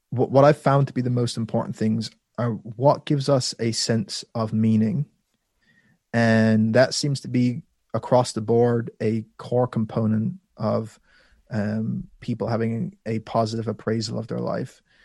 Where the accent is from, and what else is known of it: Ireland; born or raised there; also born or lived in London